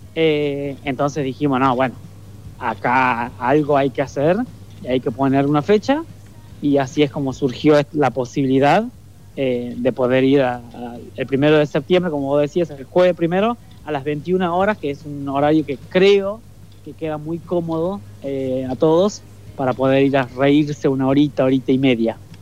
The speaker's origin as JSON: {"language": "Spanish", "town": "Leales", "region": "Tucumán", "country": "Argentina", "tie": "born or raised there", "moved": "as an adult", "lives_now": "Buenos Aires, Argentina", "said": "el pueblito, en Leales, donde yo nací"}